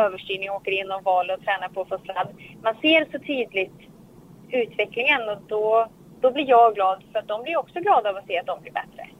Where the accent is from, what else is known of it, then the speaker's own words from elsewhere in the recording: Sweden; här hemma i Sverige